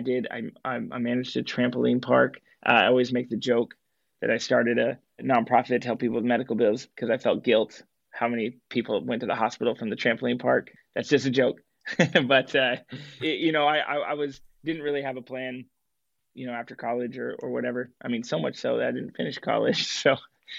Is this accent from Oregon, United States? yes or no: yes; Portland, Oregon, United States; I grew up in Portland